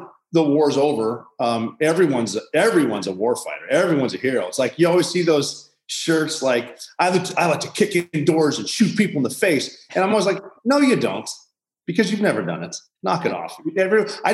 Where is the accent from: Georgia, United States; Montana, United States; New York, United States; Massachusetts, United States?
Montana, United States; Butte; I'm from Butte, Montana